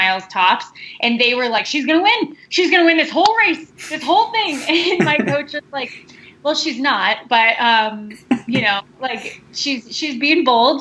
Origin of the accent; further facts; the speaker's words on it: Denver, Colorado, United States; I am from Denver, Colorado, born and raised